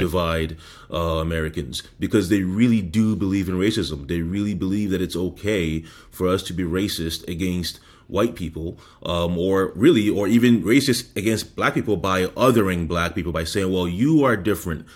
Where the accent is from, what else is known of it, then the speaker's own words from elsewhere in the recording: Canada; now in United States; I am Canadian